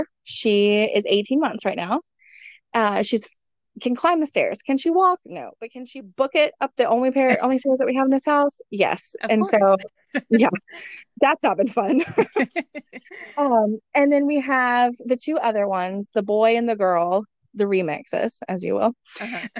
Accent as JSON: {"language": "English", "region": "Texas", "country": "United States", "tie": "born or raised there", "moved": "as an adult", "said": "my hometown in Texas."}